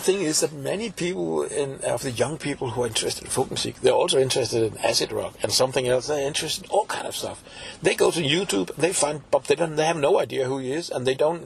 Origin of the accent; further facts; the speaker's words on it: Copenhagen, Capital Region of Denmark, Denmark; I'm from Copenhagen originally